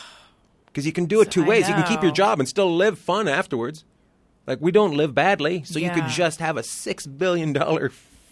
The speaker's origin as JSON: {"language": "English", "town": "Long Beach", "region": "California", "country": "United States", "said": "I come from Long Beach too."}